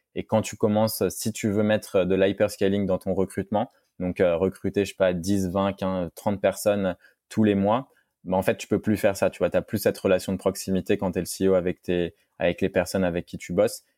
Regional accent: France; en tant que Français

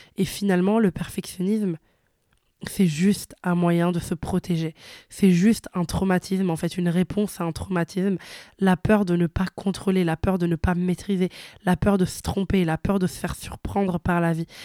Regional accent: Italy; moved away; je suis née et j'ai grandi en Italie

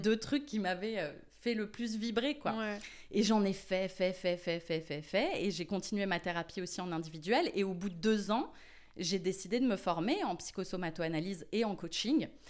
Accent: Paris, Île-de-France, France; moved away as an adult; now in Marseille, France; j'ai grandi à Paris. Je suis euh, une vraie Montmartroise

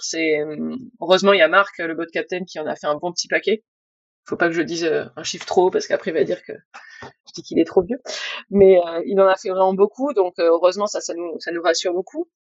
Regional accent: Bordeaux, Nouvelle-Aquitaine, France; moved away as an adult; also born or lived in Spain; now in Brittany, France; je suis bordelaise, j'ai vécu en Espagne

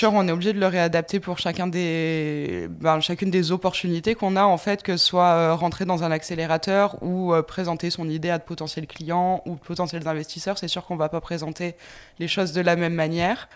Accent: France; moved away as an adult; now in Montreal, Canada; je suis originaire de France

